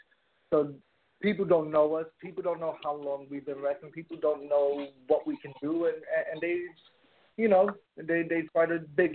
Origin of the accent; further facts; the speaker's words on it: New York area, United States; we are from the New York area